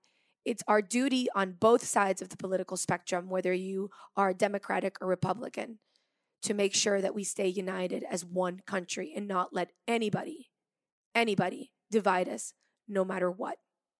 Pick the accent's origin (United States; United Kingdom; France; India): France; because I grew up partly in France too, so I have a very French side to my personality.